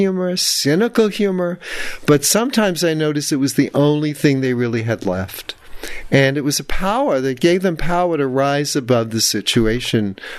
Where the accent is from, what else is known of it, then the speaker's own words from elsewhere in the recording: New York City, New York, United States; accent: New York; moved away as an adult; now in San Francisco, United States; Hear my New York accent?